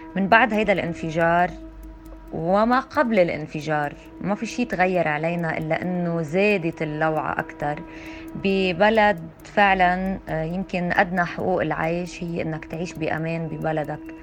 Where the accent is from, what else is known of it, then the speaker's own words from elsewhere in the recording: Lebanon; نحن كلبنانية